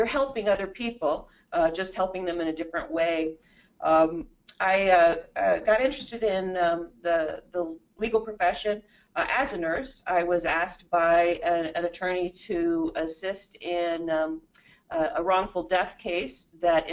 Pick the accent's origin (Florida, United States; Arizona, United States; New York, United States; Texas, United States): Arizona, United States; Phoenix; also born or lived in Southern Illinois; My parents moved out here when I was in second grade, which was quite a while ago